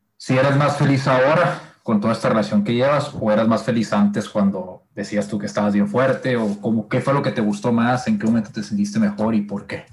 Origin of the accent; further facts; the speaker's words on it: Sonora, Mexico; somos de la misma ciudad, ¿no? Somos acá de Sonora